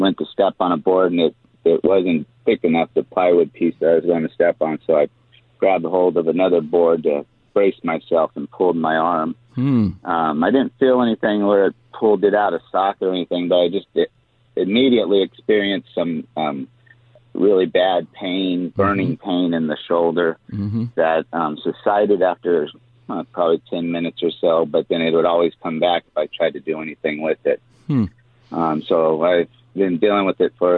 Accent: Lancaster, California, United States; I live up in the Antelope Valley, Lancaster

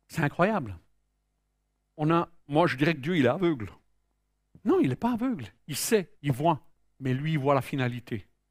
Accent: Switzerland; je suis né en Suisse

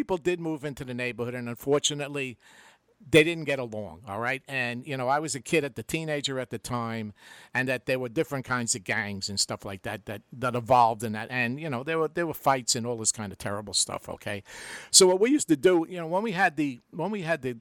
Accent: New York City, New York, United States; it was wonderful growing up in the Bronx.

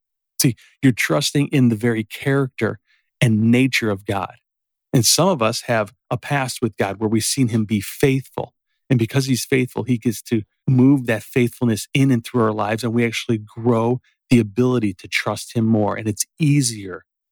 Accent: Berwyn, United States; growing up in Berwyn

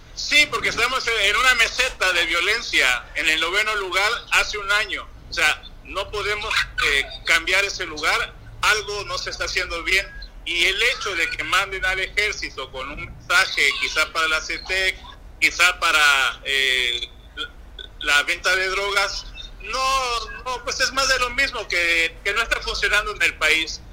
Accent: Guerrero, Mexico; somos los propios guerrerenses

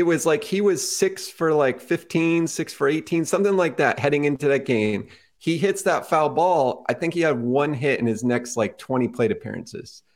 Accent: Connecticut, United States; growing up in Connecticut

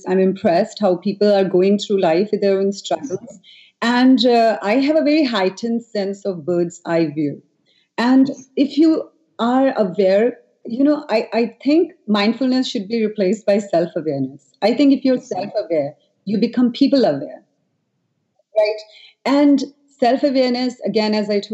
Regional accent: New Delhi, Delhi, India; I grew up in Delhi

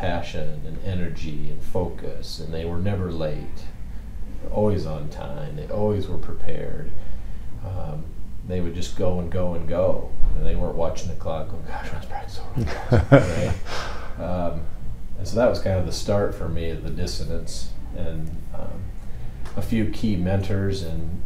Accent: Iowa, United States; I grew up in Iowa, small high school.

